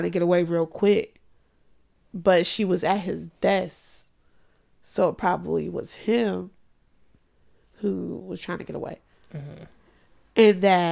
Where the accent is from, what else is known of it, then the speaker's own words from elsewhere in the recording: United States; I'm American